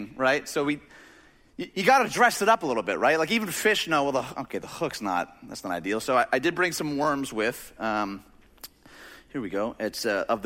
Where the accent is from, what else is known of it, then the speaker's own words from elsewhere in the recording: Chicagoland, Illinois, United States; we grew up in Chicagoland